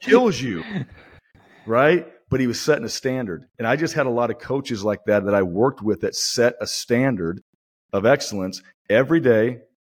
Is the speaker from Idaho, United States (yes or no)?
yes; Boise, Idaho, United States; moved away; it's my hometown